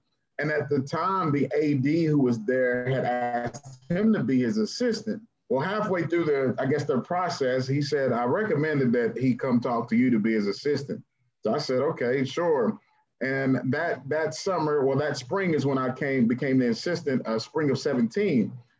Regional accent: Oak Hill, West Virginia, United States; moved away; I'm from Oak Hill, West Virginia. So Oak Hill is right up 77, not going too far from here. Raised in West Virginia, went to Oak Hill High School. a small town called Harlem Heights, which is nestled inside of Oak Hill.

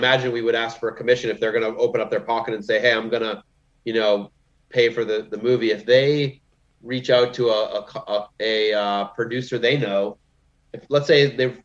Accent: Massachusetts, United States; I'm from Massachusetts

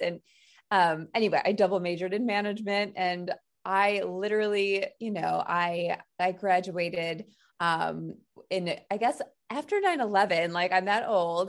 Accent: St. Louis, Missouri, United States; moved away as an adult; now in New York, United States; I'm from Saint Louis, Missouri

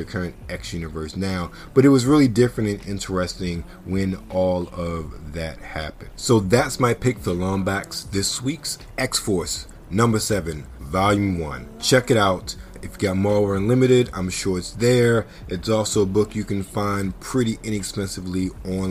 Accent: Baltimore, Maryland, United States; Growing up in Baltimore

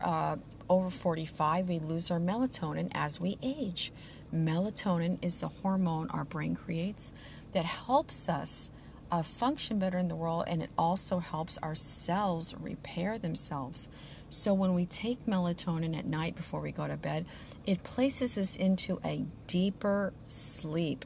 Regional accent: the Ozarks, southern Missouri, United States; moved away as an adult; now in San Diego, United States; I grew up on a farm in southern Missouri uh, in the Ozarks

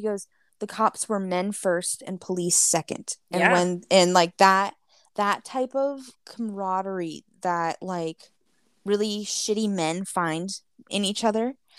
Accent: Soweto, Gauteng, South Africa; Growing up in Soweto, our dream was to put another room on our house, maybe have a driveway, maybe someday a cast iron gate at the end of the driveway, because that is all we knew.

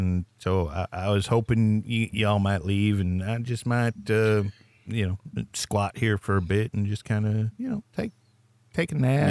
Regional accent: Massachusetts, United States; I'm actually not from New Jersey. I am from Massachusetts.

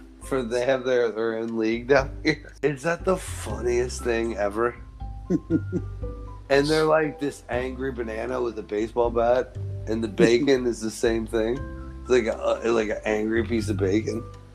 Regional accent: Midwest, United States; we're from the Midwest. Mm-hmm. We're a northern state.

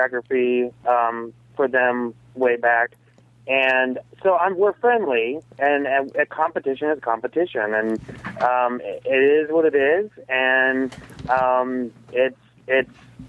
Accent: Columbus, Ohio, United States; I'm from Columbus, Ohio.

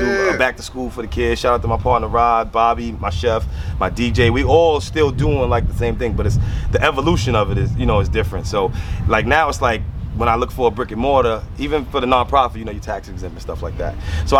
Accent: Maryland, United States; Like, yo, I came from Maryland, bro.

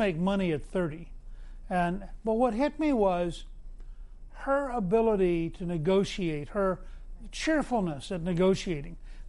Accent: United States; I'm typical American

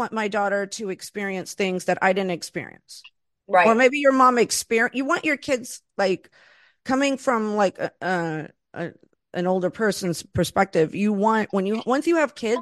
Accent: East Coast, United States; also born or lived in Florida; originally from the East Coast, and I've lived in Florida

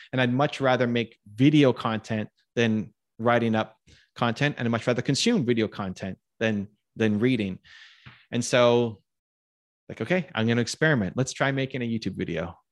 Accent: Canada; I'm Canadian

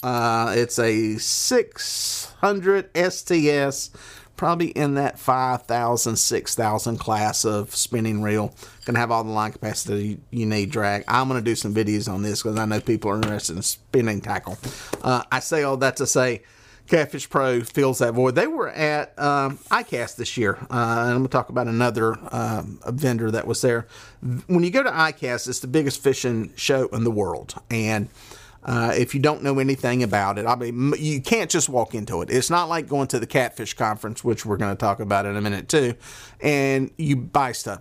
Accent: the South, United States; accent: southern; I got my southern accent

